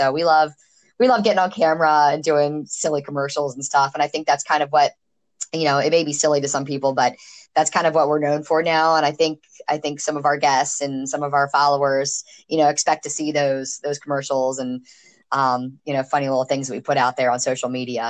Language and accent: English; Chesapeake Bay, United States; Yeah, I grew up on the Chesapeake Bay, and of course now living here at the beach, I don't think I could be landlocked anywhere ever.